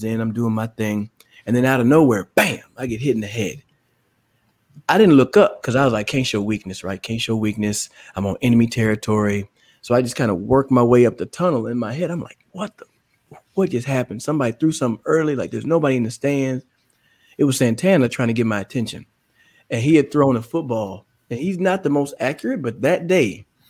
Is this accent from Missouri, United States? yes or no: no; Dallas, Texas, United States; moved away; I'm from the Dallas area. So it was always fun to come home just to get to see family.